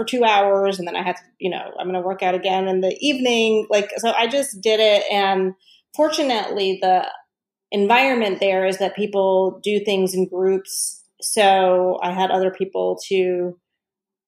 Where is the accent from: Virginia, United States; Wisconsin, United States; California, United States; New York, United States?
Virginia, United States; Southern; I grew up in Southern Virginia where I was actually the only Indian in my high school